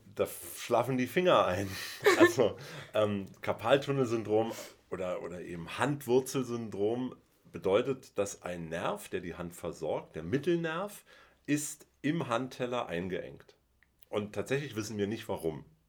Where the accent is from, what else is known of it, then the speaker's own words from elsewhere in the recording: Berlin, Germany; Ich bin in Westberlin geboren